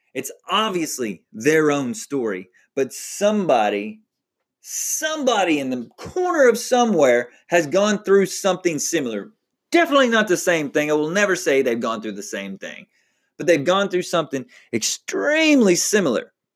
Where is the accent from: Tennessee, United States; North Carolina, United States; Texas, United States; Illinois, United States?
Texas, United States; now in Oklahoma, United States; I am from Texas